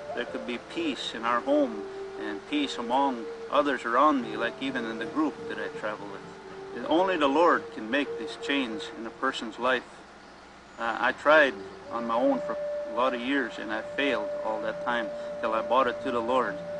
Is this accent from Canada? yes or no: yes; Buffalo Lake Métis Settlement, Alberta, Canada; I'm from the Buffalo Lake Métis Settlement, and uh, which is the Cree Nation, and uh, it's in Alberta, Canada.